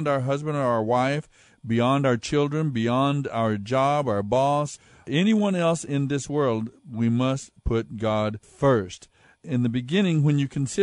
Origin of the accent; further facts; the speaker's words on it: United States; as American people